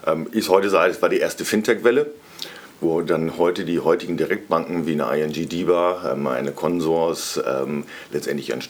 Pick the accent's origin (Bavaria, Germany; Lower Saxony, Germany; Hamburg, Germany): Lower Saxony, Germany; Cloppenburg; now in Munich, Germany; aufgewachsen bin ich in Kloppenburg